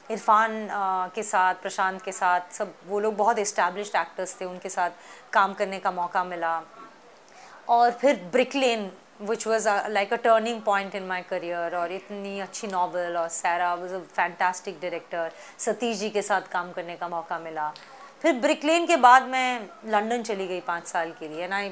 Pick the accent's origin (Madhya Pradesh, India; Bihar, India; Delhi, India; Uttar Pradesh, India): Delhi, India; also born or lived in Pune; मैं बचपन में मैं पुणे में पैदा हुई उसके बाद हम लोग बाहर रहे कुछ साल आउट ऑफ इंडिया फिर दिल्ली वापस जब आए